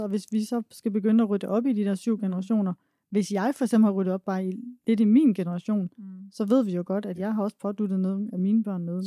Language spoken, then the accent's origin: Danish; Denmark; jeg var egentlig født og opvokset i Træsko i Jylland